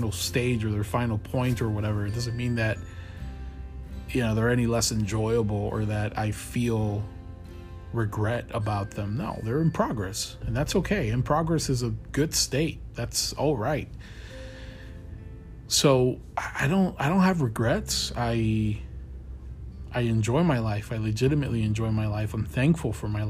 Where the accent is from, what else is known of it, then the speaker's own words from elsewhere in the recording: Colombia; I was born and raised in Colombia.